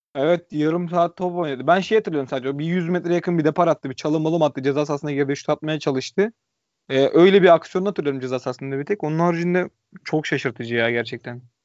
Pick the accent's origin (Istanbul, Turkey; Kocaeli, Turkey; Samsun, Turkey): Kocaeli, Turkey; İzmit; Ben İzmitliyim.